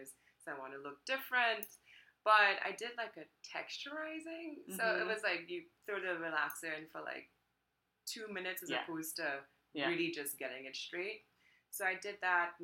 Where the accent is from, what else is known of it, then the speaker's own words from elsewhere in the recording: Trinidad & Tobago; now in United States; growing up in Trinidad was totally different